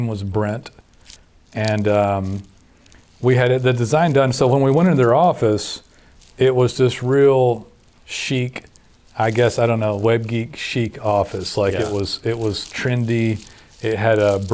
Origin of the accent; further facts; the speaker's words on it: Texas, United States; I'm from Texas